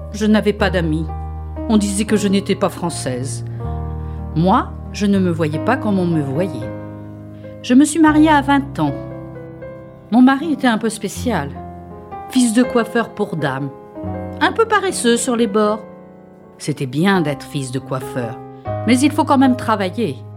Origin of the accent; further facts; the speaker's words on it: Saint-Romain-de-Benet, Nouvelle-Aquitaine, France; born there; Je suis née en 1932 à Saint-Romain-de-Benay.